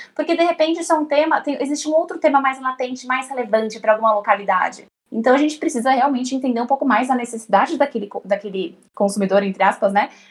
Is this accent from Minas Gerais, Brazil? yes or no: no; São Paulo, Brazil; eu tenho 28 anos, é, sou de São Paulo capital